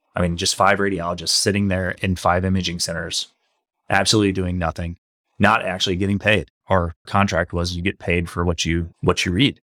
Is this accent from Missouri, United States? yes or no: yes; St. Louis, Missouri, United States; I grew up in Saint Louis, uh, come from a working class family.